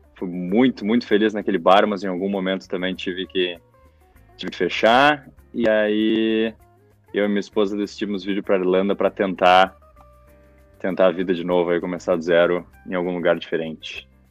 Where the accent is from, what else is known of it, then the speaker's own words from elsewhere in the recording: Porto Alegre, Rio Grande do Sul, Brazil; moved away as an adult; now in Ireland; eu sou de Porto Alegre, gaúcho. Sempre morei em Porto Alegre, nunca morei em nenhum outro lugar